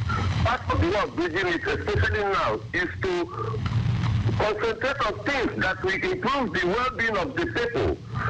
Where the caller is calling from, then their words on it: Owerri, Imo, Nigeria; I'm calling from Owerri in Imo State.